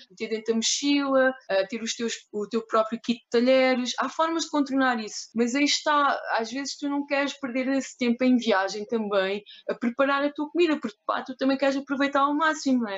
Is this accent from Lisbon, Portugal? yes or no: no; Algarve, Portugal; nascida e criada no Algarve, Uh, mais concretamente entre Lolé e Quarteira